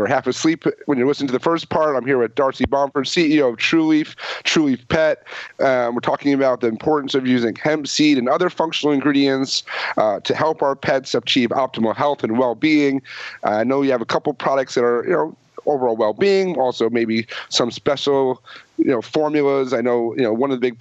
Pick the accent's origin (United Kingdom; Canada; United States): United States; the Catskills, New York; I grew up in the Catskills